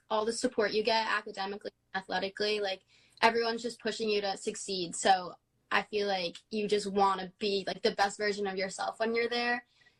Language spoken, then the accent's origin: English; New Jersey, United States; So we're from New Jersey. It's like the Jersey Shore. We're kind of near the beach, and we're like an hour from the city.